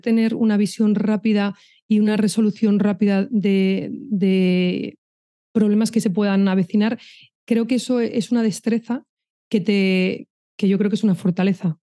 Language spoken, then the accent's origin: Spanish; Madrid, Community of Madrid, Spain; moved away; also born or lived in Pamplona; yo soy de Madrid